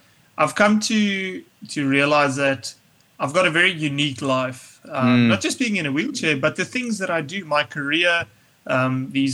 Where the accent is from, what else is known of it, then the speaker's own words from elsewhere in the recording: St. Francis Bay, Eastern Cape, South Africa; moved away; also born or lived in Pretoria; I grew up in St. Francis Bay in the Eastern Cape.